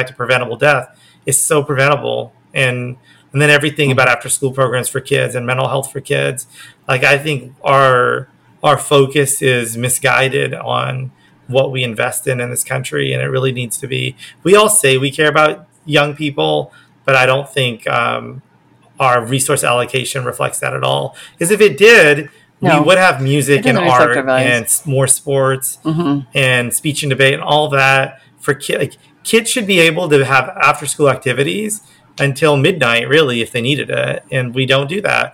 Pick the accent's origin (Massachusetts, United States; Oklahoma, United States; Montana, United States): Oklahoma, United States; now in Los Angeles, United States; I grew up in Oklahoma